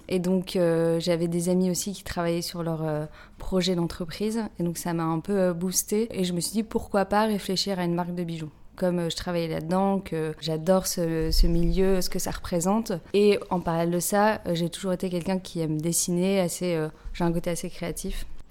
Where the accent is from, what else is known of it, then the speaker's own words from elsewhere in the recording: Lille, Hauts-de-France, France; moved away as an adult; now in Paris, France; je viens de Lille à la base. Euh, je suis maintenant sur Paris depuis 10 euh, ans